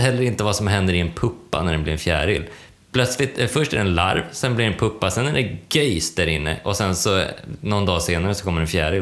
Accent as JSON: {"language": "Swedish", "country": "Sweden", "said": "Jag är blondin och svensk"}